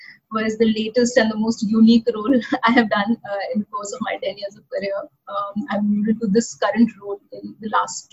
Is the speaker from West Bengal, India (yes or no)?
no; Lucknow, Uttar Pradesh, India; moved away as an adult; also born or lived in NCR; I actually hail from Lucknow. That's my hometown. That's where I was born, bred, and educated.